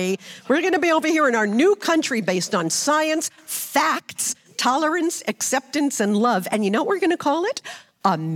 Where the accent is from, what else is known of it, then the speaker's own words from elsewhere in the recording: Brooklyn, New York, United States; I grew up in Brooklyn, so it was different there, religion